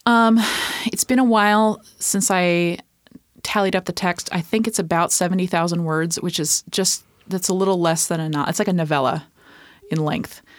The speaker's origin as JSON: {"language": "English", "region": "East Coast", "country": "United States", "tie": "born or raised there", "also_born_or_lived": "Minneapolis", "moved": "as an adult", "lives_now": "Tacoma, United States", "said": "I grew up on the East Coast."}